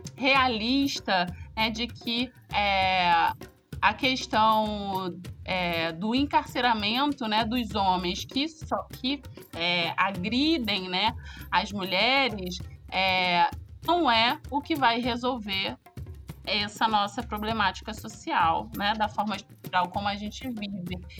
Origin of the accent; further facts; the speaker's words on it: Rio de Janeiro, Brazil; eu sou do Rio de Janeiro